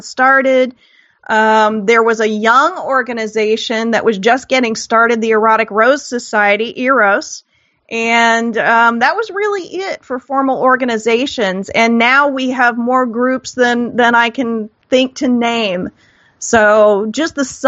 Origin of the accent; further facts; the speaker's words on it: Midwest, United States; I grew up in the Midwest